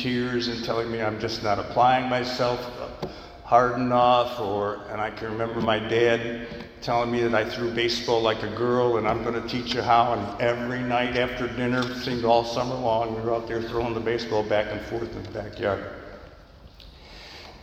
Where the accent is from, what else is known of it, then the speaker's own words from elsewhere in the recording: New York, United States; I grew up in New York State, where the drinking age at that time was 18